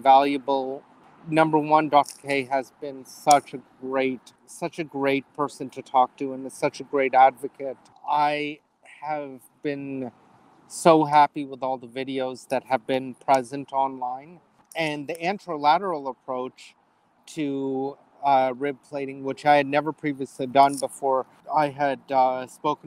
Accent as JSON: {"language": "English", "town": "Toronto", "region": "Ontario", "country": "Canada", "tie": "born or raised there", "also_born_or_lived": "Cleveland, United States / Toledo, United States / Columbus, United States", "moved": "as an adult", "lives_now": "Wichita, United States", "said": "I am originally from Toronto, Canada"}